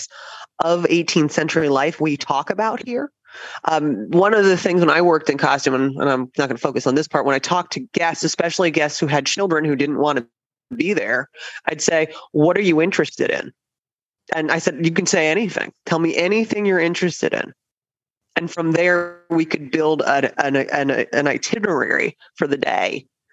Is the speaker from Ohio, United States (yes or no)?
no; New Jersey, United States; moved away as an adult; now in Williamsburg, United States; I'm from New Jersey